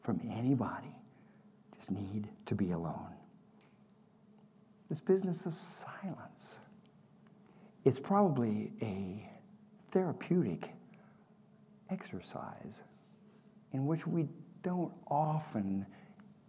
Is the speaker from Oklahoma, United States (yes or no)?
yes; Oklahoma, United States; I grew up in Oklahoma